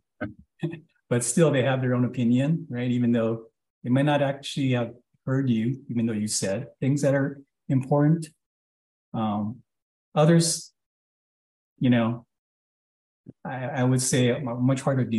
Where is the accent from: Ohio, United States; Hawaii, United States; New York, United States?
Hawaii, United States; moved away; growing up in Hawaii, to Asian parents